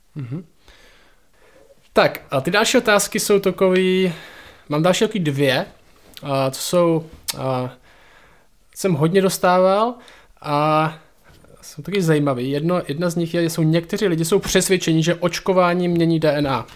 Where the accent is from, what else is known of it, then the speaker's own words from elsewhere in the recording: Šumperk, Olomouc Region, Czechia; u nás v Šumperku